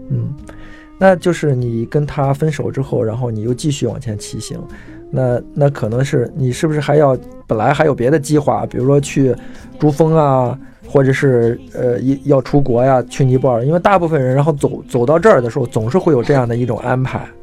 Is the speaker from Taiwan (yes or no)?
no; China; 我们中国人